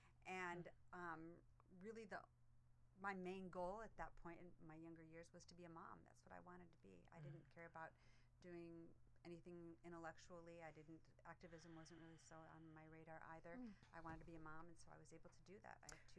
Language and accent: English; Rochester Hills, Michigan, United States; also born or lived in Ohio; And I grew up in Rochester Hills, Michigan.